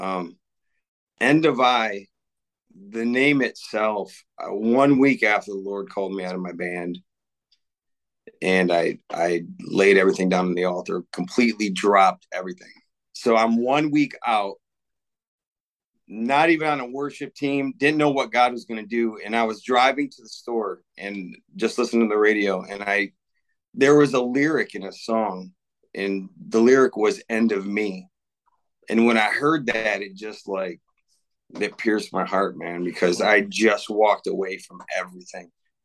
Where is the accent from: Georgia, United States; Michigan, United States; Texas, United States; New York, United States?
Michigan, United States; Davison; I'm from Davison. I grew up in Davison, and I've been in the area all my life.